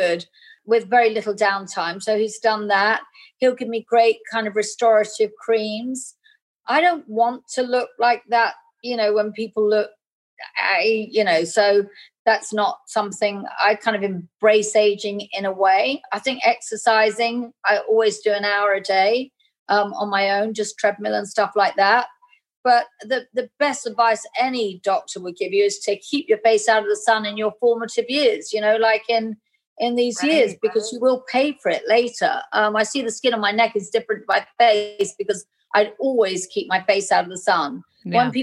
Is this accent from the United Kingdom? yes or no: yes; England, United Kingdom; being English. We have a huge kind of Indian culture in England